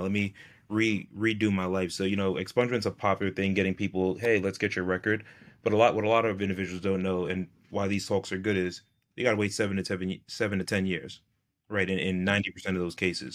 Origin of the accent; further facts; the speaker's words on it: New York, United States; I'm from New York State